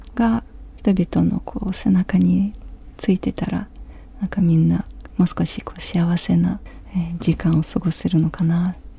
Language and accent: Japanese; Ukraine; Japanese is a second language; moved away as an adult; also born or lived in Kyiv; now in Japan; 私のふるさとウクライナ